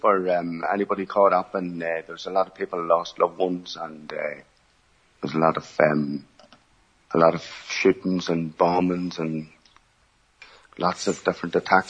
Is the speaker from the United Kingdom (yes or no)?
yes; Newry, Northern Ireland, United Kingdom; also born or lived in Bessbrook, County Armagh; I have a brother and sister. I'm 45 years of age, and I'm from Newry, Northern Ireland, or County Down.